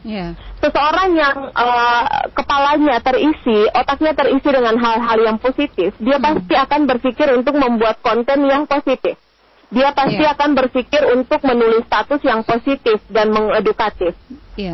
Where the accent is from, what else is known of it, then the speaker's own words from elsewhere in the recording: Maluku, Indonesia; kita orang Maluku